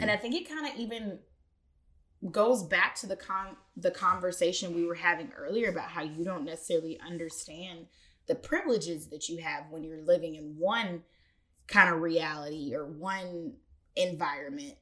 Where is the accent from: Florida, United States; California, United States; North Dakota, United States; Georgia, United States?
Georgia, United States; Atlanta; I grew up on Spelman's campus